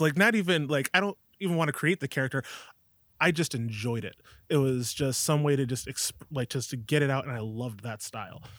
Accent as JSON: {"language": "English", "area": "Alma", "region": "New York", "country": "United States", "tie": "born or raised there", "also_born_or_lived": "Buffalo, New York", "said": "I grew up in Alma, New York, right here"}